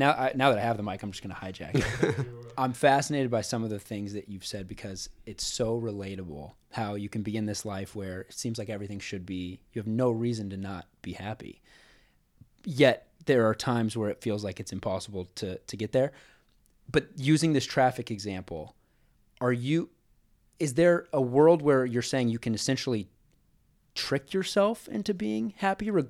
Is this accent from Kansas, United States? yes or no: yes; Lenexa, Kansas, United States; I'm from Lenexa, Kansas.